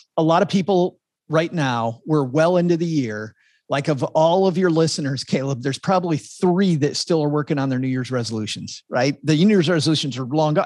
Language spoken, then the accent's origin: English; Texarkana, United States; my hometown of Texarkana